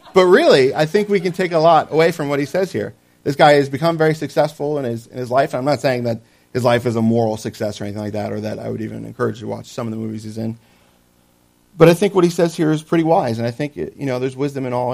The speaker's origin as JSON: {"language": "English", "region": "New Jersey", "country": "United States", "tie": "born or raised there", "said": "I grew up in Jersey"}